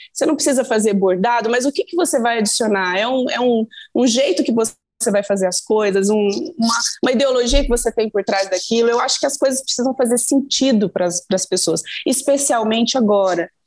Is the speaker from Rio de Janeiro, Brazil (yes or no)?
no; Minas Gerais, Brazil; eu sou mineira de um jeito